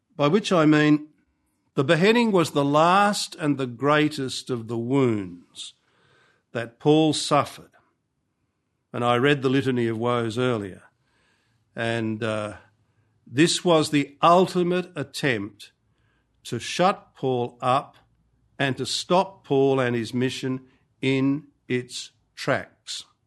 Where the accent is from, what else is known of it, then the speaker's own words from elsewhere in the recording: Australia; also born or lived in Rome; as an Australian